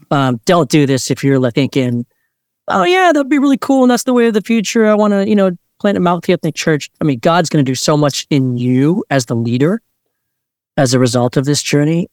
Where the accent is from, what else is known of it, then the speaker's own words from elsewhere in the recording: Montgomery County, Maryland, United States; also born or lived in Korea; I grew up in Maryland